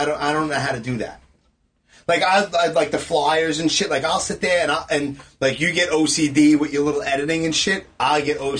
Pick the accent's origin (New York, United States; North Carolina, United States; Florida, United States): New York, United States; Brooklyn; Brooklyn. Canarsie.